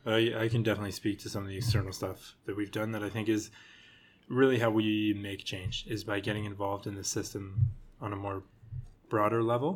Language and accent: English; British Columbia, Canada; It's fake fur. Come on. We're from British Columbia.